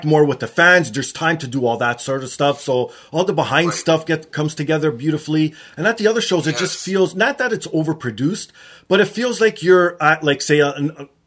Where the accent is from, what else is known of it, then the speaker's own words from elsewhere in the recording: Canada; I'm obviously Canadian